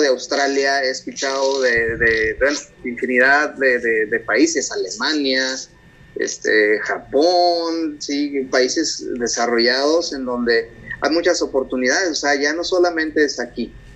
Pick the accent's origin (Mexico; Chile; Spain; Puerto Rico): Mexico; moved away as an adult; now in United States; mi cultura como mexicano es lo unido que es la familia.